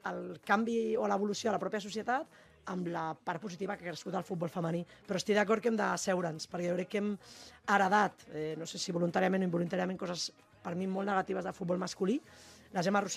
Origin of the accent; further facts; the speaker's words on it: Barcelona, Catalonia, Spain; però jo soc de Barcelona.